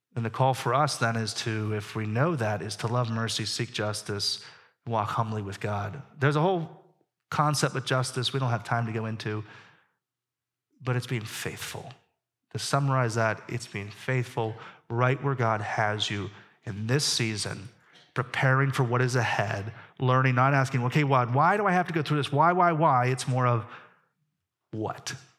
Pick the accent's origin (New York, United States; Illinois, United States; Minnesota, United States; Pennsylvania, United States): Pennsylvania, United States; Pittsburgh; I grew up in Pittsburgh